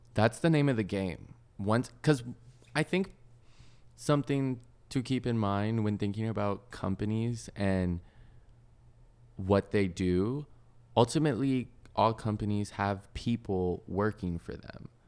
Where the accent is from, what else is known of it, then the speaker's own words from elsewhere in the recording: the South, United States; growing up in the South, Chick-fil-A's are everywhere